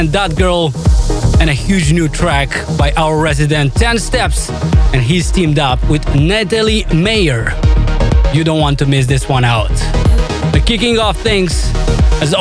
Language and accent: English; Moldova; my home country of Moldova